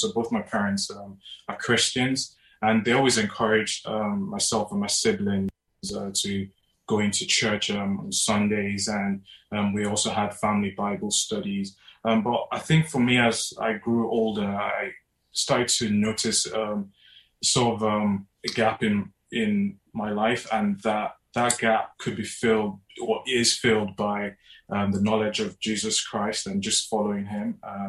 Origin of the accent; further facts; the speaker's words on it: Nigeria; moved away as an adult; now in Basingstoke, United Kingdom; we are originally from Nigeria. Bob moved to the UK for studies and have stayed ever since. We sort of moved down to Basingstoke as I got a job in Alton, working as an engineer